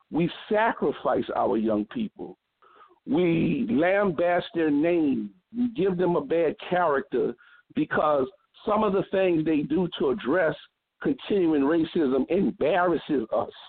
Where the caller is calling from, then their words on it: New Orleans, Louisiana, United States; I'm I'm calling from New Orleans